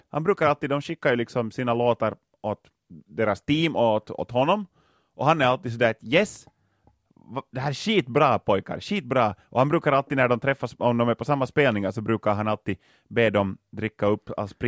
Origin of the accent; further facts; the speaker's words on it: Lapinjärvi, Uusimaa, Finland; Inte så många fanns det inte faktiskt hemma i Lappträsk.